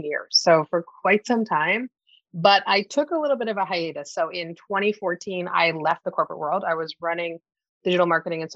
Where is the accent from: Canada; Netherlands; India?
Canada; accent: Canadian; now in Toronto, Canada; I'm based out of Toronto, Canada. So you may hear it in my voice. If you are not familiar with Canadians, you're wondering what this accent is. I am Canadian